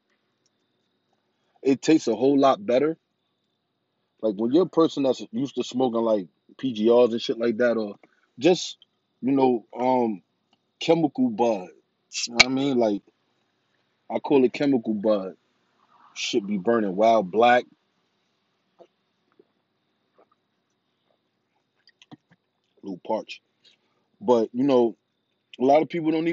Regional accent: New York City, New York, United States; I come from New York City

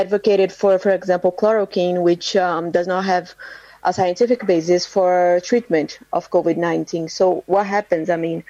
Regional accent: Brazil; here in Brazil

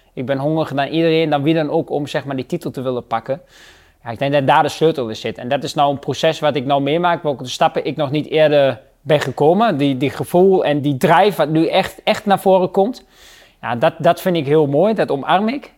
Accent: Netherlands; als Nederlanders

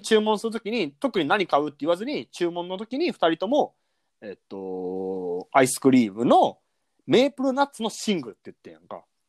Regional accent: Kansai, Japan

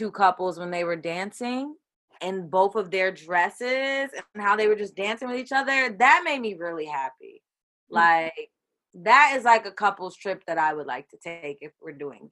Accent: Bay Area, California, United States; I work in San Francisco in the Phi Dye, born and raised in the Bay Area

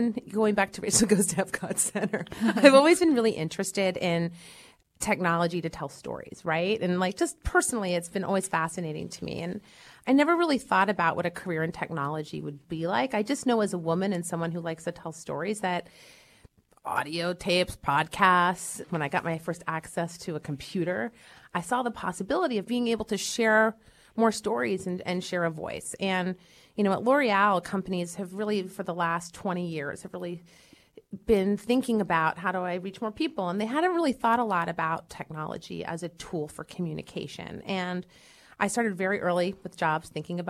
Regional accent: York, Pennsylvania, United States; York, Pennsylvania.

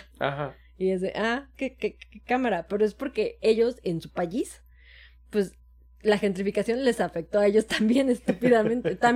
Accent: Mexico; yo, yo soy mexicano, pero soy mexicano bien.

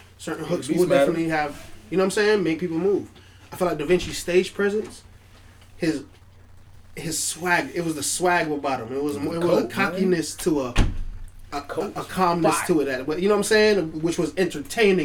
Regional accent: New York, United States; also born or lived in Jamaica; I'm from New York, and I'm a Jamaican. I lived here for a lot of years, too

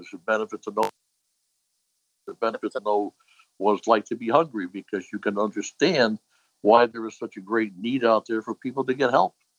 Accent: Hartford, Connecticut, United States; I grew up in uh, what they call Clay Hill, the north end of Hartford.

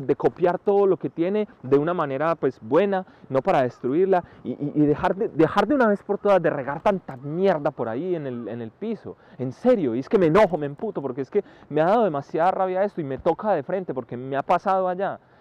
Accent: Colombia; now in Spain; los colombianos

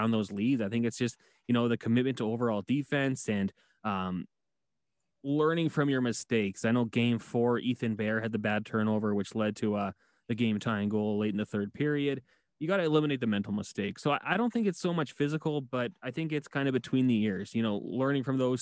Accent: Edmonton, Alberta, Canada; I'm from Edmonton, born and raised here

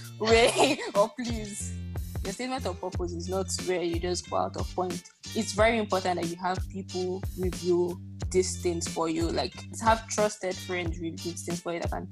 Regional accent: Nigeria; I come from Nigeria, lingua franca is English

